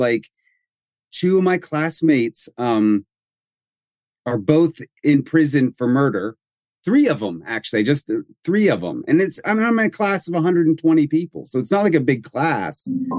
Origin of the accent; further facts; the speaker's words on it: Greenville, Pennsylvania, United States; the small town is the town where I was raised in Western Pennsylvania. So it's very near and dear to me.